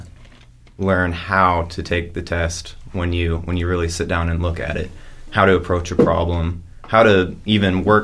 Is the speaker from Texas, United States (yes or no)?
yes; Rockwall, Texas, United States; I've been here since kindergarten, Springer Elementary.